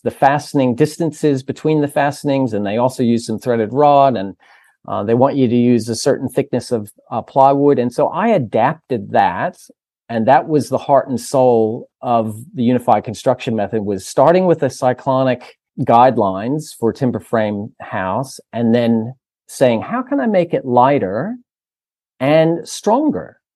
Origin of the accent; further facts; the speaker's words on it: United States; moved away as an adult; now in Australia; the States was, which is my home country